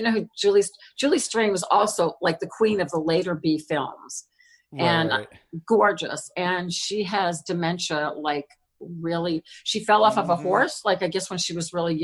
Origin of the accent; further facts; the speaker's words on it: New Orleans, Louisiana, United States; moved away; also born or lived in Lafayette, Louisiana / Los Angeles; We're originally from New Orleans